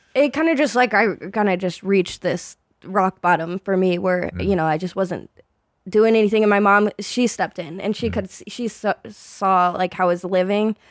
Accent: Phoenix, Arizona, United States; moved away as an adult; now in Los Angeles, United States; I grew up in Arizona in like the Phoenix area. I, mm. I moved a lot, so I I've I don't ever know how to answer where from Arizona am I from because basically the Phoenix area.

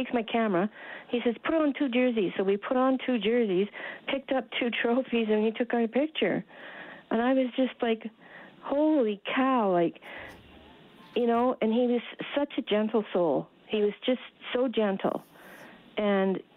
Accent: Edmonton, Alberta, Canada; we're from Edmonton

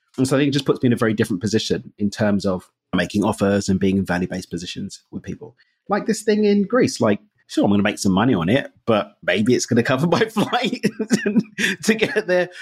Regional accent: England, United Kingdom; moved away as an adult; now in Mexico; I'm English

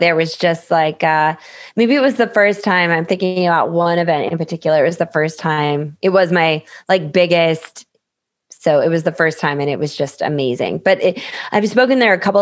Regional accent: Minnesota, United States; moved away; also born or lived in Phoenix; I grew up in Minnesota

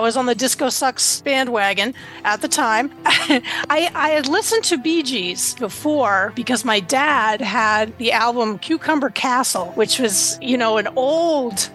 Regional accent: Boston, Massachusetts, United States; I'm from the Boston area

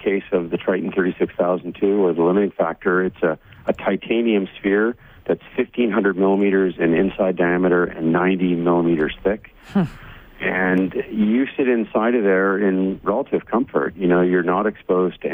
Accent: Ottawa, Ontario, Canada; also born or lived in Barbados; I grew up in Ottawa

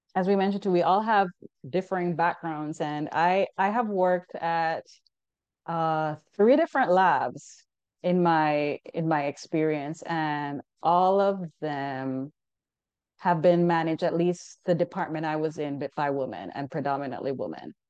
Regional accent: Jamaica; moved away as an adult; now in United States; I'm originally from Jamaica. So while I was in school back home

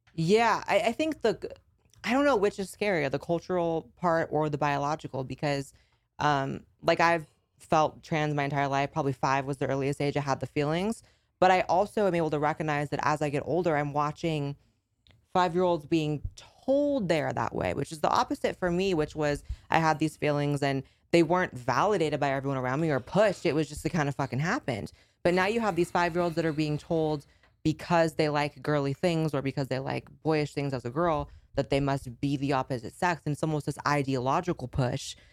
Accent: California, United States; moved away as an adult; I grew up in California and I had to escape L A 'cause of the lockdowns

